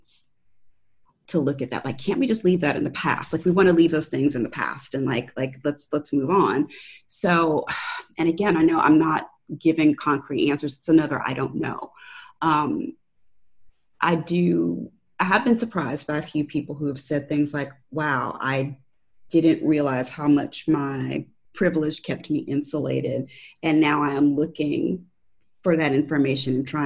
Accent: Valdosta, Georgia, United States; moved away as an adult; also born or lived in Tampa Bay area, Florida / Baltimore / Washington DC area; now in Tallahassee, United States; I grew up in a town called Valdosta, Georgia

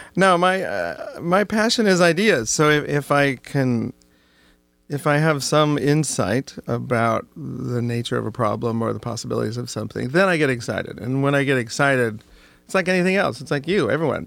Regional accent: Oregon, United States; growing up in Oregon

